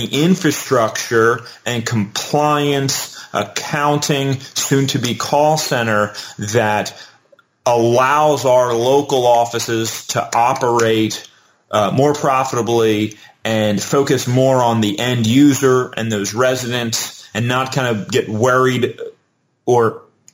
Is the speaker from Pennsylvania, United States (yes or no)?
yes; Delaware County, Pennsylvania, United States; my hometown of Delaware County, Pennsylvania